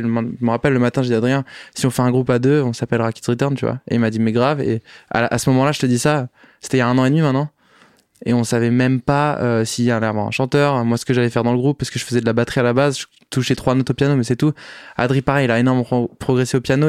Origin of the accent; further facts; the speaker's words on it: Paris, Île-de-France, France; Je suis né à Paris, pas très original, en 1997